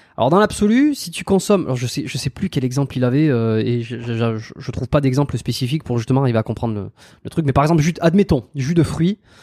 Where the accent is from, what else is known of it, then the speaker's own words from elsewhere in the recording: France; moved away as an adult; ça fait plus de 5 ans que, que je suis parti de la France